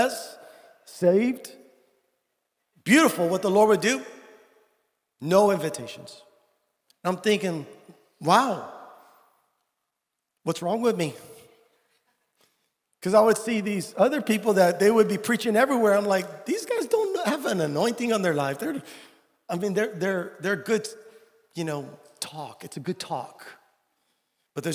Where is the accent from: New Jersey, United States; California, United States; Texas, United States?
Texas, United States; San Benito; I'm from San Benito, Texas